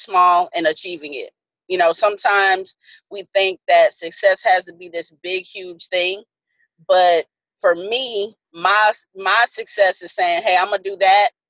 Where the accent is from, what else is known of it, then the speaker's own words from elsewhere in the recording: upstate New York, United States; also born or lived in San Antonio, Texas; now in Texas, United States; I was born in San Antonio, but before I even turned one, we moved to upstate New York. So most of my childhood, I was raised, you know, there.